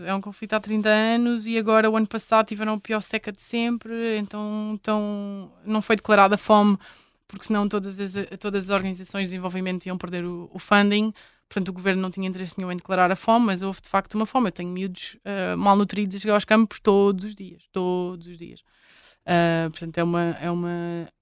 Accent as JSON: {"language": "Portuguese", "country": "Portugal", "said": "enquanto portuguesa, enquanto europeia"}